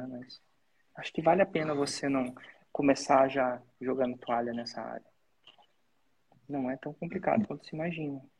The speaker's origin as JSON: {"language": "Portuguese", "town": "Porto Alegre", "region": "Rio Grande do Sul", "country": "Brazil", "said": "sou de Porto Alegre, Porto Alegre, Rio Grande do Sul."}